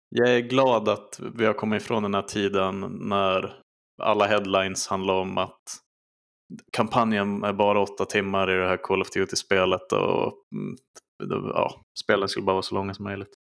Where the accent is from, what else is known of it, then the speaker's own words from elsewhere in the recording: Skellefteå, Västerbotten County, Sweden; mina tidiga minnen där, till 2000, är på videoteket som det heter i Skellefteå